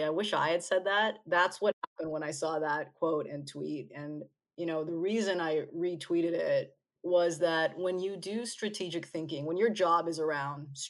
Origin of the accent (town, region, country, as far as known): Canada; now in Los Angeles, United States